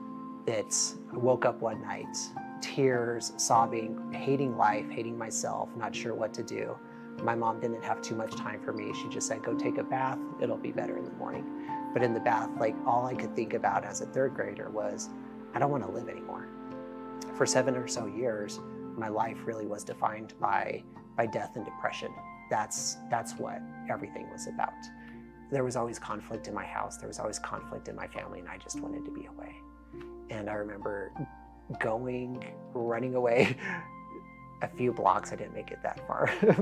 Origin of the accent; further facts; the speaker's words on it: Denver, Colorado, United States; moved away; born and raised in Denver, Colorado